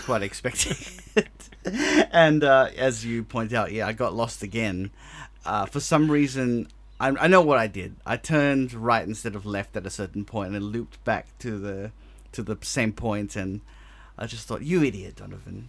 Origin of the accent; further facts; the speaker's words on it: Australia; accent: very Australian; my very Australian accent